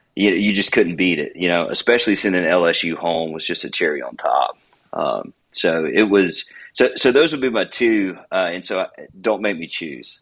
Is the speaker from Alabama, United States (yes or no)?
yes; Alabama, United States; moved away; also born or lived in Hattiesburg, Mississippi; I grew up in Alabama